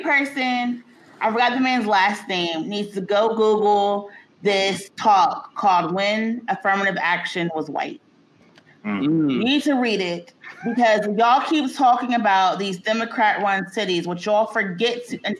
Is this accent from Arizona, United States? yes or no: no; Georgia, United States; my home state of Georgia.